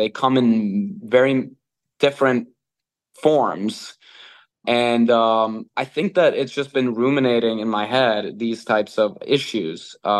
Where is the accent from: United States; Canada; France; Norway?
Norway; English is a second language; Well, I'm born and raised in Norway, that has which is a welfare state.